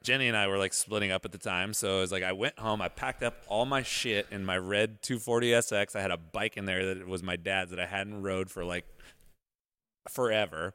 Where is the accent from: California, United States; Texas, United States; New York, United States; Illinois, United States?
California, United States; Modesto; moved away; I'm from Modesto